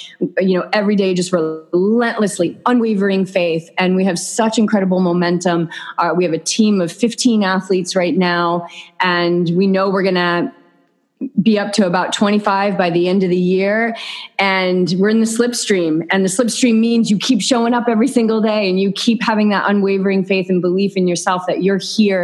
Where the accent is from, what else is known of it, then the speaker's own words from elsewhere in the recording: New England, United States; moved away as an adult; now in Southern California, United States; We are from New England